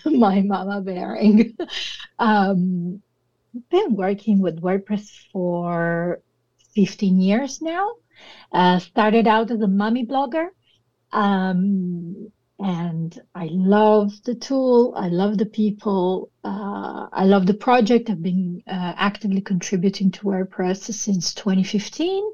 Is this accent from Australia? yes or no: no; Italy; accent: Italian; English is a second language; from Italy. Right now I'm in the UK, but normally I'm in Italy. As you can tell from my accent, I'm very Italian.